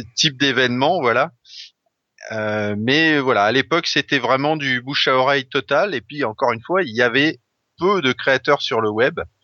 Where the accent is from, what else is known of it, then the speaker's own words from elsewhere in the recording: Brittany, France; moved away; j'ai grandi en Bretagne une partie de ma jeunesse